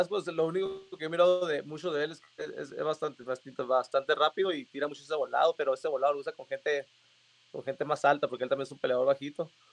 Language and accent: Spanish; Mexicali, Baja California, Mexico; soy de Mexicali, Baja California. Empecé mi carrera en Mexicali